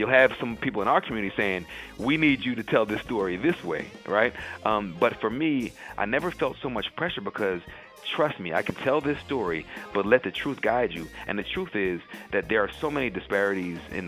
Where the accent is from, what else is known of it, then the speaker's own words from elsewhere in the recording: Chesilhurst, New Jersey, United States; also born or lived in Hershey, Pennsylvania / Camden County, New Jersey; now in New York, United States; I was born in Chislehurst, New Jersey, South Jersey, about 20 minutes outside of Camden, New Jersey